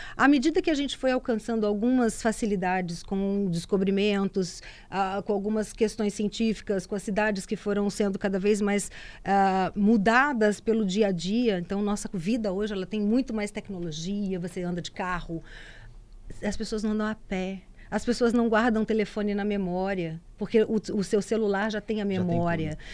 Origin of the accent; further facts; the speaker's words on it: Cachoeiro de Itapemirim, Espírito Santo, Brazil; moved away; also born or lived in Vitória; lá em Cachoeiro de Itapemirim, que é minha terra.